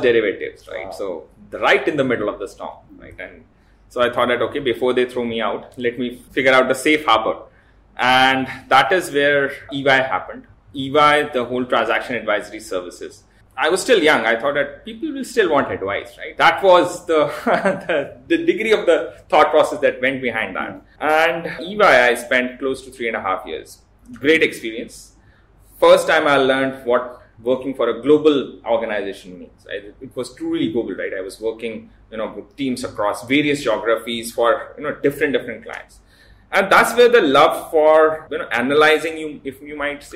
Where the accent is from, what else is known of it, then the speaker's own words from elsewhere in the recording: Lucknow, Uttar Pradesh, India; I was born and brought up in Lucknow.